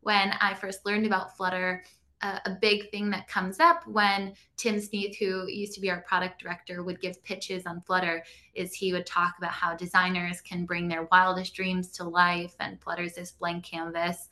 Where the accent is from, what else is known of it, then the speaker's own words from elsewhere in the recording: Long Island, New York, United States; I grew up on Long Island, a couple hours outside of New York City